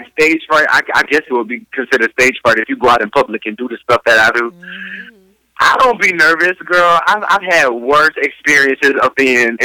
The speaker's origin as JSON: {"language": "English", "town": "Tallahassee", "region": "Florida", "country": "United States", "said": "I'm from Tallahassee, Florida"}